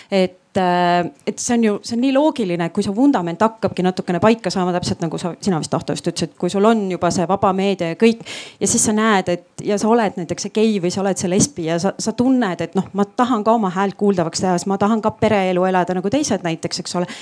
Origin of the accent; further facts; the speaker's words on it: Rapla, Rapla County, Estonia; ma ise olen Raplast